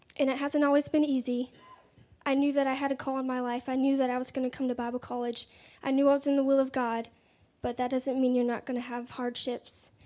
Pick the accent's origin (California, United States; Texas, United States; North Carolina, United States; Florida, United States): North Carolina, United States; Raleigh; I'm 19. I'm from Raleigh, North Carolina